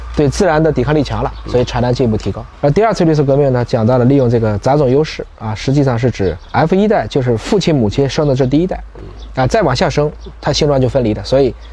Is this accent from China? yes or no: yes; China; 作为中国人